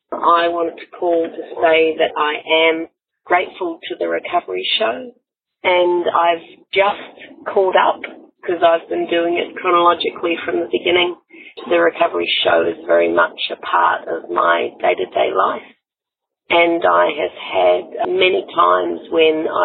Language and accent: English; New Zealand; now in Sydney, Australia; I'm calling from Sydney in Australia, although I'm a New Zealander